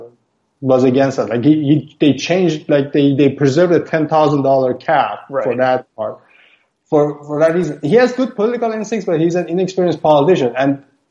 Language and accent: English; Iran; moved away as an adult; now in Canada; I'm originally from Iran